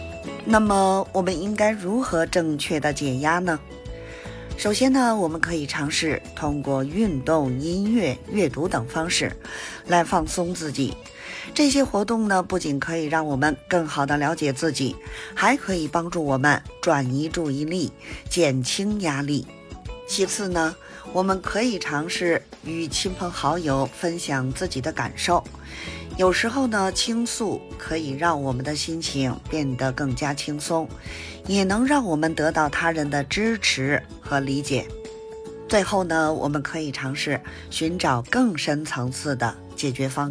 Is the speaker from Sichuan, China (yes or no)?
no; Beijing, China; ，咱们下期节目再见